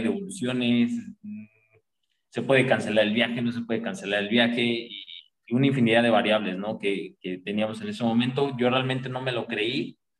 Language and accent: Spanish; Mexico; en México estamos acostumbrados